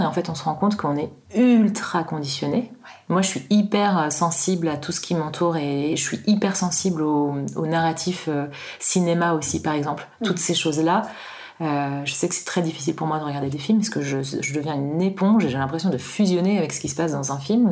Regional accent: Paris, Île-de-France, France; moved away as an adult; now in Annecy, France; Je suis à Annecy depuis euh, une dizaine d'années maintenant et euh, je viens de Paris. Euh, j'y ai beaucoup vécu

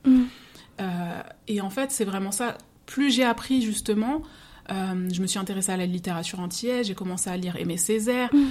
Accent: Seine-Saint-Denis, Île-de-France, France; je suis d'origine euh, martiniquaise, donc mes parents sont martiniquais, et j'ai grandi en Seine-Saint-Denis

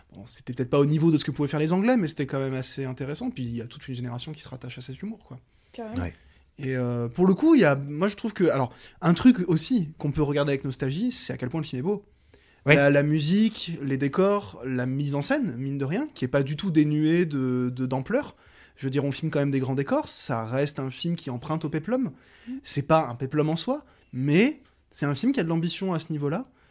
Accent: Lyon, Auvergne-Rhône-Alpes, France; en tant que lyonnais

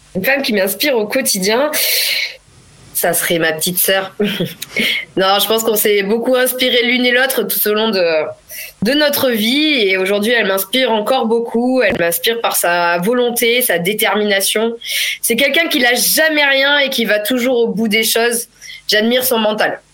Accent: Clermont-Ferrand, Auvergne-Rhône-Alpes, France; moved away as an adult; je suis née et j'ai grandi en Auvergne, à Clermont-Ferrand précisément.

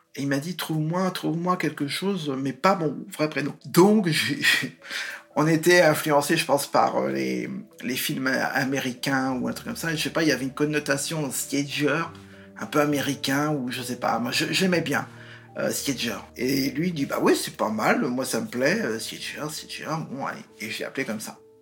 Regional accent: Nantes, Pays de la Loire, France; also born or lived in Vertou; je suis né à Nantes euh, en mai 67

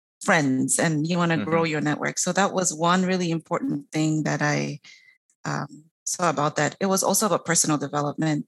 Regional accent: Papua New Guinea; I am from Papua New Guinea, and it's a small island nation north of Australia

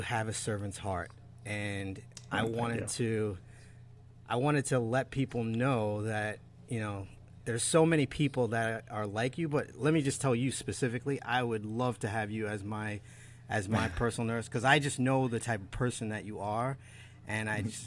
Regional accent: Long Island, New York, United States; I grew up out here in Long Island

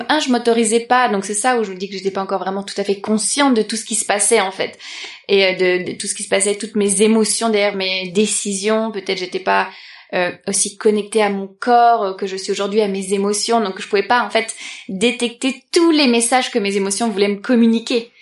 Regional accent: Paris, Île-de-France, France; je suis née à Paris

